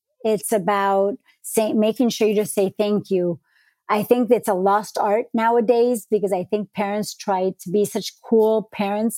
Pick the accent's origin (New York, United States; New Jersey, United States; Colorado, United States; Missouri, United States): New York, United States; New York City; also born or lived in Colombia; now in Miami, United States; I was born in Queens